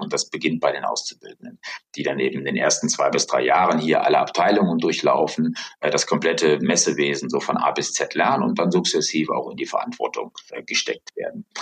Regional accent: Bonn, North Rhine-Westphalia, Germany; moved away as an adult; now in Hamburg, Germany; bin aber gebürtiger Rheinländer tatsächlich, komme aus der ehemaligen Bundeshauptstadt Bonn. Aufgewachsen bin ich dort

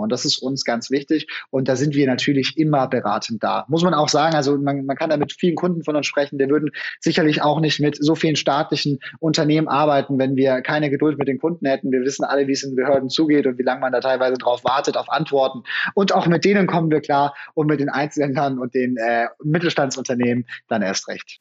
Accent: Franconia, Bavaria, Germany; ich komme selber aus Franken

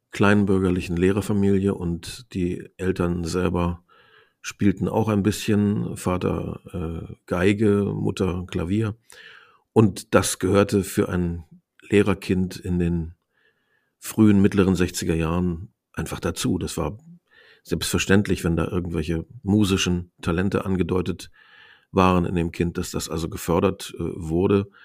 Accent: Osnabrück, Lower Saxony, Germany; Und da haben wir auch im Raum Osnabrück, wo ich aufgewachsen bin, ähm, ziemlich regelmäßig gespielt.

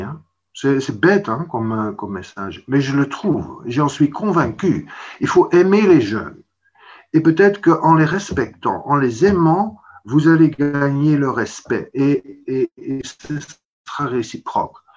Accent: Belgium

